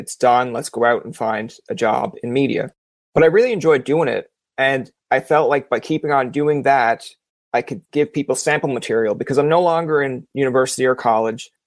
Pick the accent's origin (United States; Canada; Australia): Canada; Newfoundland and Labrador; now in Ottawa, Canada; I'm from the East Coast.